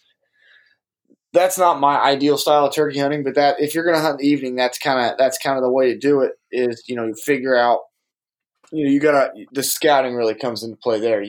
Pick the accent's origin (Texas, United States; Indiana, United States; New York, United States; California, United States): Indiana, United States; growing up in Indiana